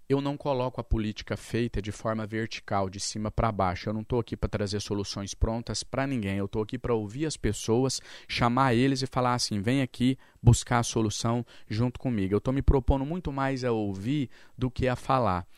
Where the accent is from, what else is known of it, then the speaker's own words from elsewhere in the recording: interior of Minas Gerais, Brazil; Eu sou lá do interior de Minas Gerais, sou filho de mãe doméstica, meu pai era cadeirante